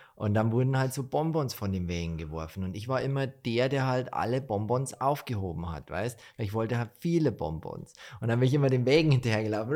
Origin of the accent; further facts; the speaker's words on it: Bavaria, Germany; bei uns in Bayern